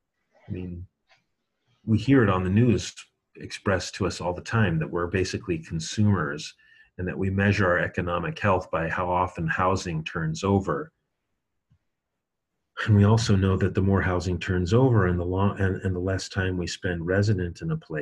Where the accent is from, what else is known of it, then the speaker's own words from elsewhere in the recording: United States; I'm an American